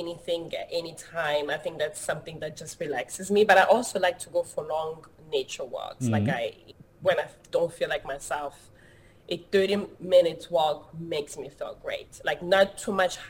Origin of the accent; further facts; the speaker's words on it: DR Congo; now in Los Angeles, United States; I was born and raised in the Democratic Republic of Congo, which is in Central Africa